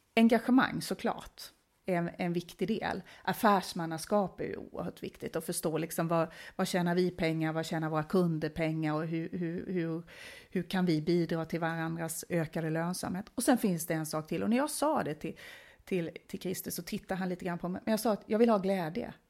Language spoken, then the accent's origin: Swedish; Småland, Sweden; accent: skorrande R; now in Stockholm, Sweden; jag är född och uppvuxen nere i Småland